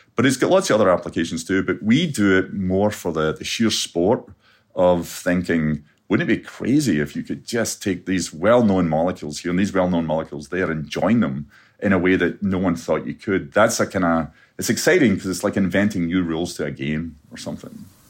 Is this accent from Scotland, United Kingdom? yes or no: yes; Scotland, United Kingdom; growing up in Scotland